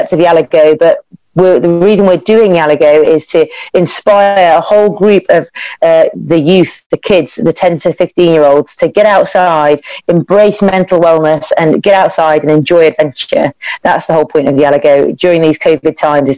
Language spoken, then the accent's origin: English; the Midlands, England, United Kingdom; I grew up in the Midlands in the UK, and I lived in a little village